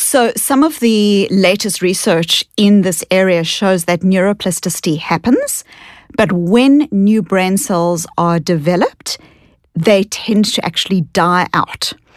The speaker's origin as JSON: {"language": "English", "country": "South Africa", "tie": "born or raised there", "accent": "kind of Australian, New Zealand combined accent", "moved": "yes", "lives_now": "United States", "said": "I grew up in South Africa and I was born into a South Africa that was an apartheid South Africa."}